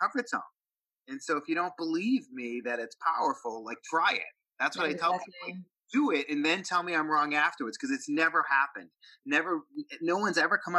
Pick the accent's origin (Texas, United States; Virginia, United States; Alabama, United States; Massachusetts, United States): Massachusetts, United States; Boston; I'm from Boston